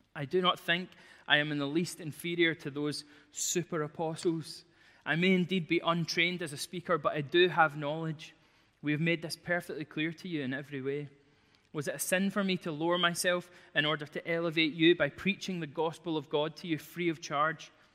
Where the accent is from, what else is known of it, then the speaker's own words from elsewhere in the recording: Glasgow, Scotland, United Kingdom; I'm from Glasgow